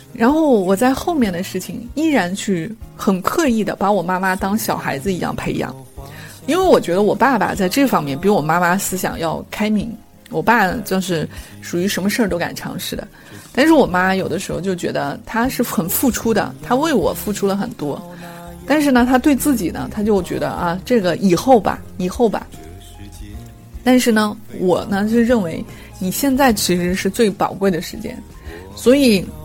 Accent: China; 我们中国人的思维就是把一，一，一，一切东西都混为一谈

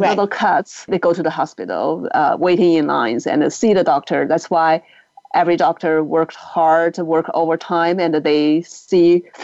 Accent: China; English is a second language; now in United States; up in China, we think we know China

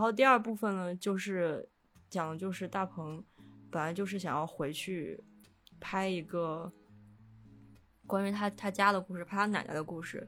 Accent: Xi'an, Shaanxi, China; also born or lived in Foshan (Shunde), Guangdong; 大年初一就会坐飞机回西安，就是我妈那边，也就是我出生的地方

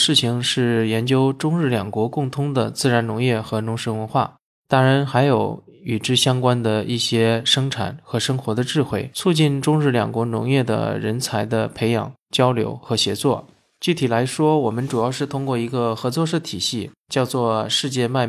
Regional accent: Henan, China; 我的家乡河南，就是小麦的主产区，也是中国北方非常重要的一个农业大省。

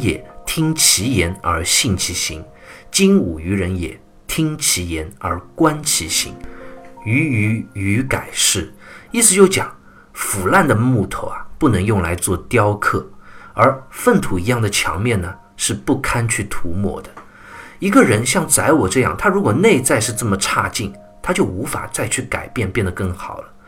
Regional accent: China; 我们中国人

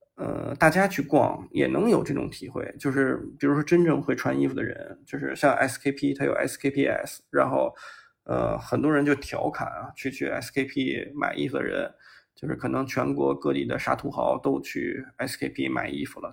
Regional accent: China; 先问你是哪儿的人，然后听你是中国来的

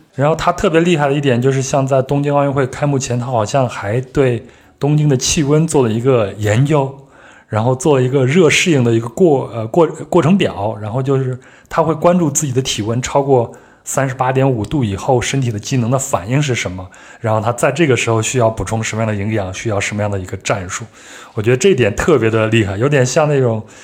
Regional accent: Henan, China; 又靠我老家

